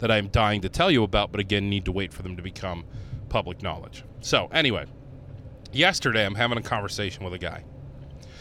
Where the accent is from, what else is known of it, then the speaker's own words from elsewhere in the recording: Northeast Ohio, United States; moved away as an adult; also born or lived in Cleveland; now in Rochester, United States; I grew up in Northeast Ohio.